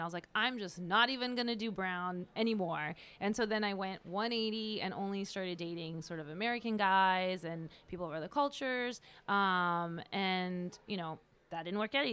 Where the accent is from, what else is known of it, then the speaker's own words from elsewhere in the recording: France; my parents are originally from India, but I wasn't born there. I was born in France.